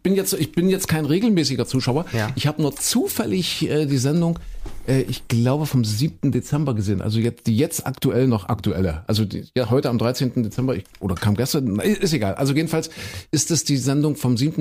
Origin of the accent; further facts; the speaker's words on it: Saxony-Anhalt, Germany; ich bin ja in Kuhköden in Sachsen-Anhalt groß geworden